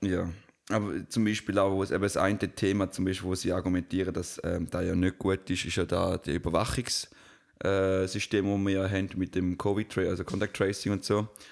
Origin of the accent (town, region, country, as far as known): Switzerland